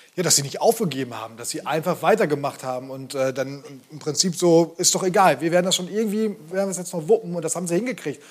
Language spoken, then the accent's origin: German; Bremen, Germany; als Bremer